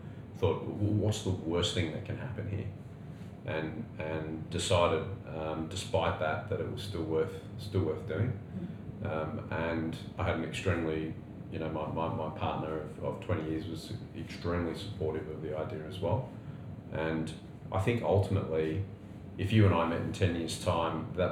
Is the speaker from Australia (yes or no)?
yes; Australia; also born or lived in United Kingdom; as an Aussie clocking over the magic 40 mark